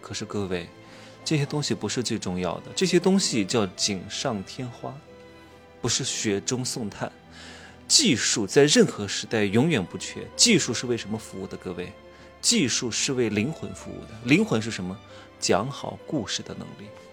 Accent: Wuhu, Anhui, China; now in Chengdu, China; 明天就回成都了，我老家是芜湖的

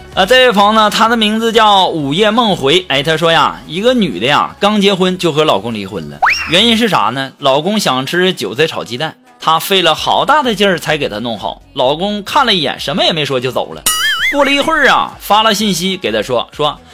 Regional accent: Jilin, China; 其实啊，我不是东北人，我是吉林的

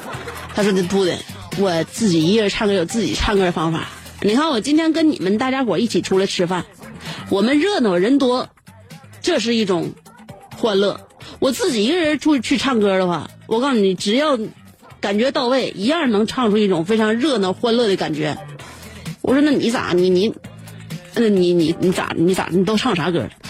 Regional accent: northern China, China; 就是说，作为北方人呢，你看啊，北方人长得是不开阔，高鼻大梁的

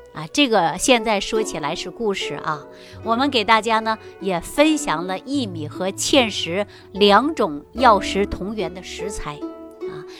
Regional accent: Jilin, China; 我就是啊，东北人啊，东北哪儿的呢？就是吉林人啊

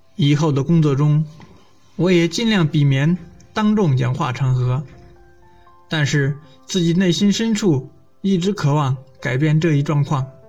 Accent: Luoyang, Henan, China; 我来自河南洛阳，目前就职于中福石油集团，担任加油站站长一职

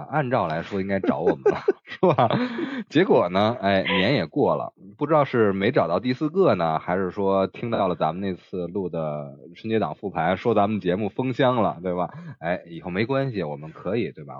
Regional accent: Beijing, China; 我们北京人管这叫庙会

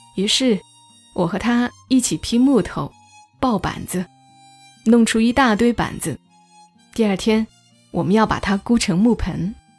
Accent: Changsha, Hunan, China; accent: Changsha dialect; moved away; 我们长沙话说的“又味”

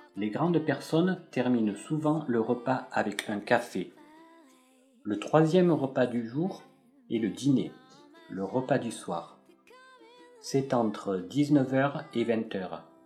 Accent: France; je suis français

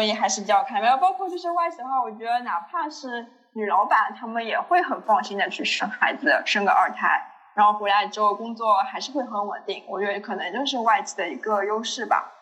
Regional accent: Shanghai, China; 作为一个上海人，是一个让别的地方很多人让人羡慕的一个身份

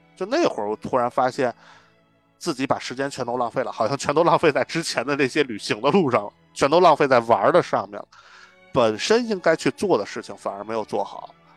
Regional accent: northern China, China; now in Beijing, China; 咱们北方人，可能在平原地区长大

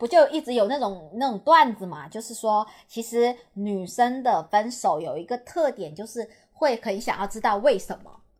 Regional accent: Guangdong, China; 你嫌我是潮汕的，这种出身不好的那种潮汕帝国来的人

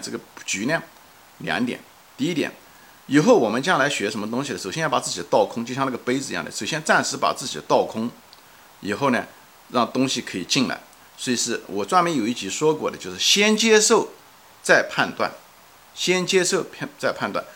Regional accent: China; 我们作为一个国人来讲

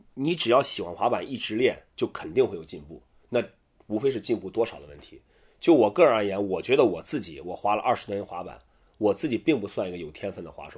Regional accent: Qingdao, Shandong, China; 我们在青岛，我是青岛人

